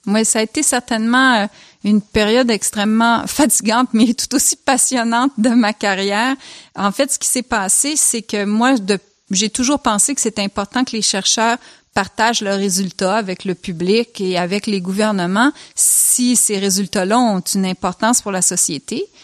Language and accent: French; Switzerland; moved away; j'ai grandi en Suisse